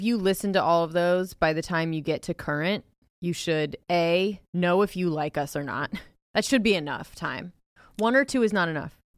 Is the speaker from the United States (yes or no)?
yes; Ohio, United States; moved away; I'm from Ohio